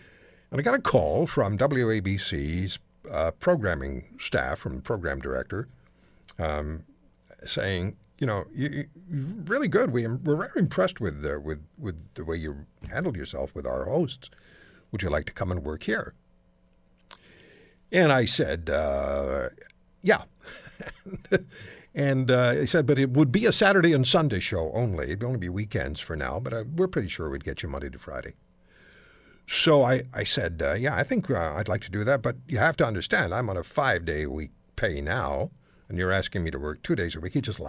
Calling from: Toronto, Ontario, Canada

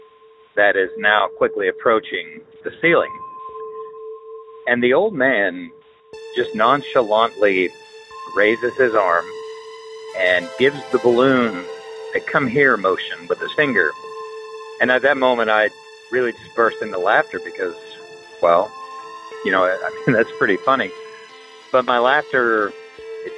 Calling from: Oklahoma, United States; I'm calling you from Oklahoma

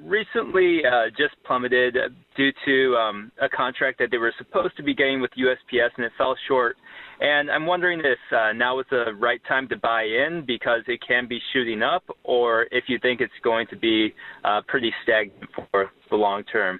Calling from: Chicago, Illinois, United States; I'm calling from Chicago.

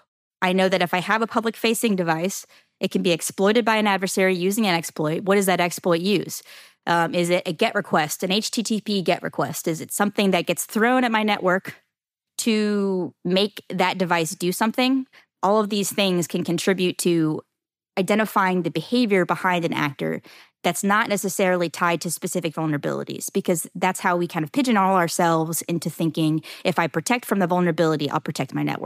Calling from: Jacksonville, Florida, United States; Jacksonville, Florida.

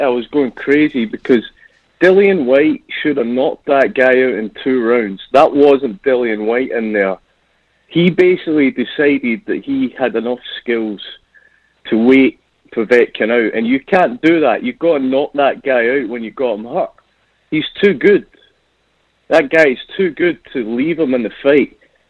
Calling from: Scotland, United Kingdom; I'm calling in from Scotland in the UK.

